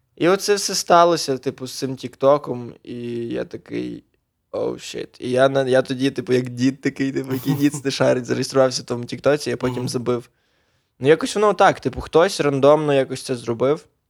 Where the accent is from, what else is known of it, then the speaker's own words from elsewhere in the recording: Sokal district, Lviv Oblast, Ukraine; also born or lived in Poland; Я Сокальський район, Львівська область, село Копитів, але я про... провчився в школі в Чорнограді